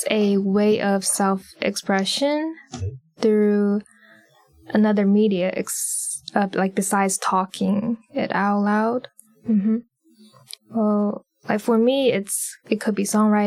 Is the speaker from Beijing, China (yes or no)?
no; Shanghai, China; moved away as an adult; now in United States; I was born and raised in Shanghai, China